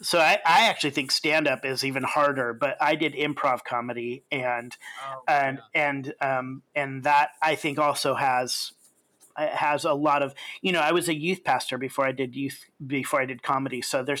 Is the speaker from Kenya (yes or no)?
yes; Kenya; And so, you know, I grew up in Kenya. Even when I was little, my parents were missionaries in Kenya.